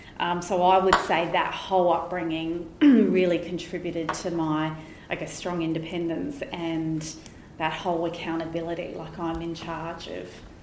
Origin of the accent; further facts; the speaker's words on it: Barossa Valley, South Australia, Australia; I'm a country girl. I grew up in the Barossa Valley